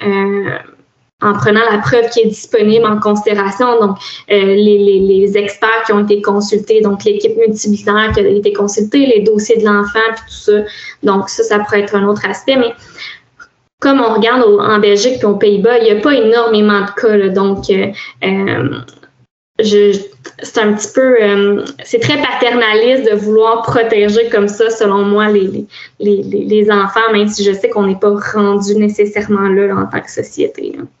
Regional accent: Quebec, Canada; en tant que Québécois, Canadiens

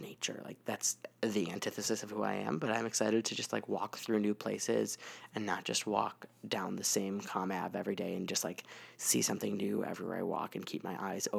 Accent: United States; my experience as American

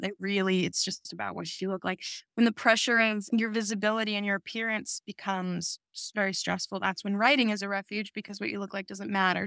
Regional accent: New York, United States; I grew up in New York

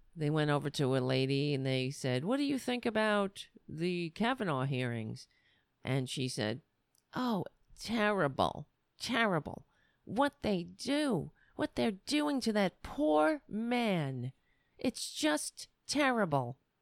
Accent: New York City, New York, United States; I grew up on Staten Island.

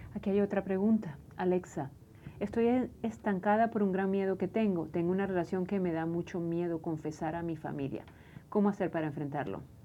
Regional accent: Venezuela; No sé si es como venezolana

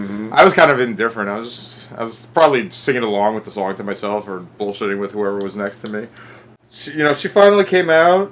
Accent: New York, United States; my hometown

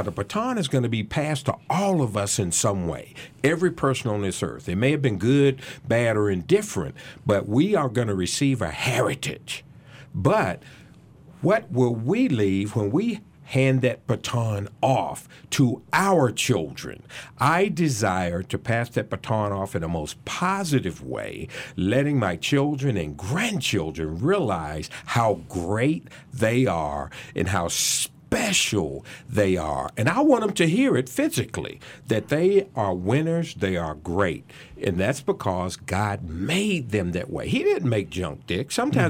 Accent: Salem, Virginia, United States; I grew up in Salem, Virginia, a suburb of Roanoke, believe it or not.

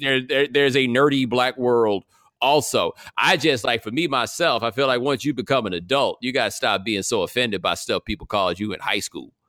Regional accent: Houston, Texas, United States; I grew up over, like, Jones Road and Grant Road, not far from Willowbrook Mall

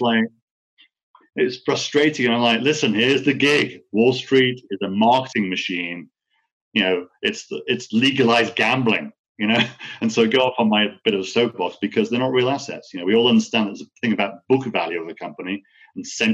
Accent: United Kingdom; also born or lived in California / Puerto Rico; now in United States; I'm an American citizen as well as British.

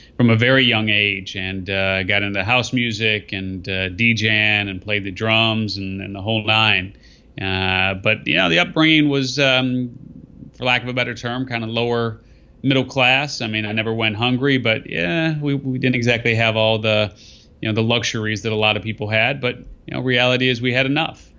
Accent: Skokie, Illinois, United States; I grew up in, uh, in, in Skevenston

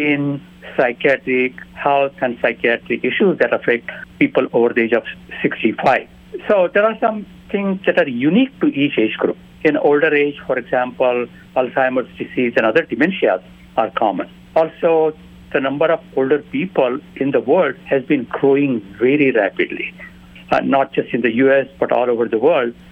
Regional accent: India; moved away; When I was growing up in India

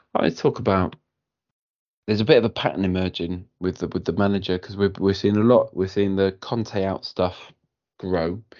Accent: Cardiff, Wales, United Kingdom; I'm from Cardiff

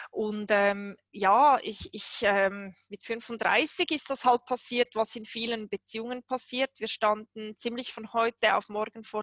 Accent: Switzerland; Ich habe zehn Monate ohne Wohnung gelebt, mitten in der Schweiz als Schweizerin.

